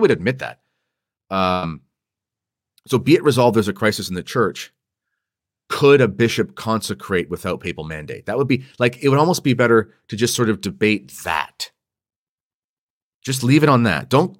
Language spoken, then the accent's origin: English; Toronto, Ontario, Canada; I'm from Toronto and I just recently joined the SSPX.